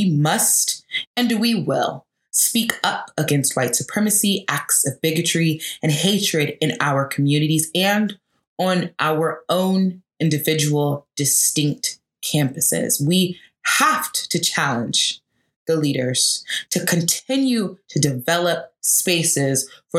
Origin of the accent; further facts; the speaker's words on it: Atlanta, Georgia, United States; Atlanta, which is my hometown